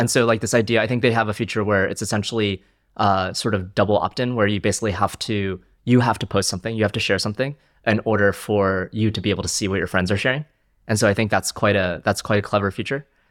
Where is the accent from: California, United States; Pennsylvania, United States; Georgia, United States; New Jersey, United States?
New Jersey, United States; also born or lived in China / Philadelphia suburb; now in London, United Kingdom; I grew up in New Jersey, um, moved to the US when I was five from China, um, and uh, grew up in a suburb of Philadelphia